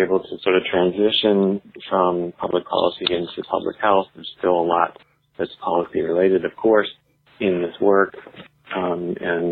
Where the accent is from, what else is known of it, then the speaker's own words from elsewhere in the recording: Canada; now in United States; I was born and raised in Canada, to American parents, so I have both citizenships.